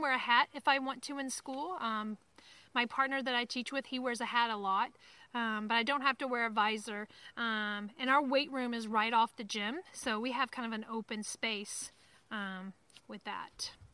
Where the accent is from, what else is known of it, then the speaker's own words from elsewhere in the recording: Alabama, United States; accent: Southern; moved away as an adult; now in Maine, United States; I'm from Alabama or that I'm from the South until my accent comes out.